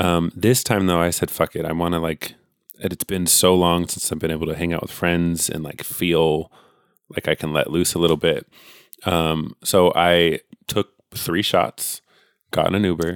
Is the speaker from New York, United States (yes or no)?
no; California, United States; I'm literally born and raised here